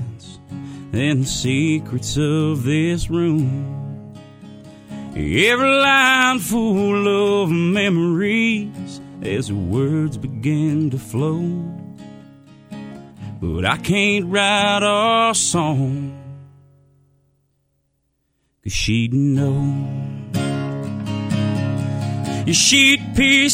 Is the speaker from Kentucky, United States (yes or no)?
yes; Pig, Kentucky, United States; moved away as an adult; now in Nashville, United States; I'm from Edmondson County, the small community of Pig, Kentucky, is where I was born and raised.